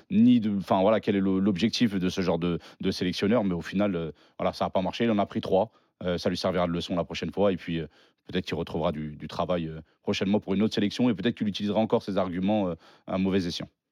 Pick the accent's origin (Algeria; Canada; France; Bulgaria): Algeria; Je suis algérien